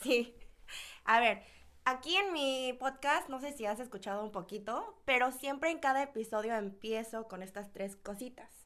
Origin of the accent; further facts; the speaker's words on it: Mexico; moved away as an adult; now in South Korea; sí vivía ahí por 18 años